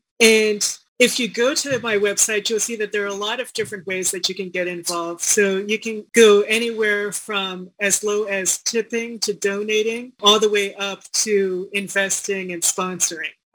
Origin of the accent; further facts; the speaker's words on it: Washington, District of Columbia, United States; moved away as an adult; also born or lived in Seongnam, South Korea / Chicago; now in Denver, United States; I came over to Chicago and then I somehow came over to the DC area to grow up